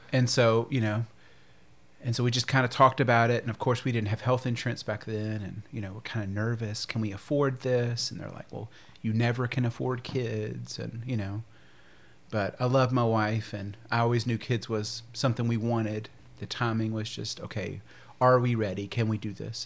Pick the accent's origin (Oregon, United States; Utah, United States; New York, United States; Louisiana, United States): Louisiana, United States; Shreveport; also born or lived in Phoenix / Alexandria, Louisiana; I was born and raised here in Shreveport.